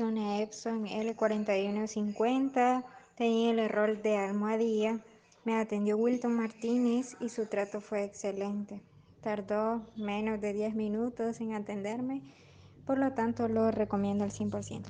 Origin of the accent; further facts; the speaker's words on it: Honduras; soy de Honduras